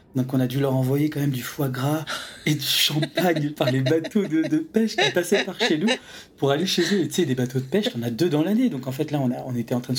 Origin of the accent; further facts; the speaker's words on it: Saint-Malo, Brittany, France; moved away; j'avais grandi à saint malo